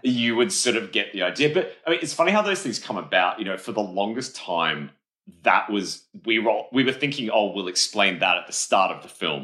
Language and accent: English; Adelaide, South Australia, Australia; where I grew up in Adelaide, Australia